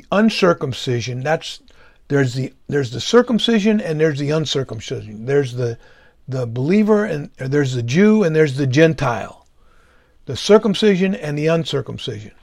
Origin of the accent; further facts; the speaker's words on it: United States; I was born in America in the 50s